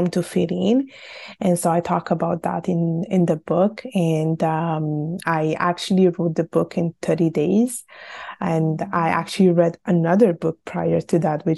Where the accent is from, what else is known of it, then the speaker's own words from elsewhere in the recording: Italy; I was born and raised in Italy, and my parents are from Bangladesh